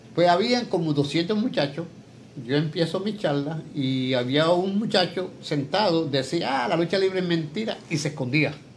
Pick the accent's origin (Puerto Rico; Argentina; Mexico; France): Puerto Rico; San Lorenzo; moved away as an adult; also born or lived in Chicago; now in Levittown, Puerto Rico; Nacido, nacido y criado en San Lorenzo. Yo nací en San Lorenzo 18 de marzo de 1946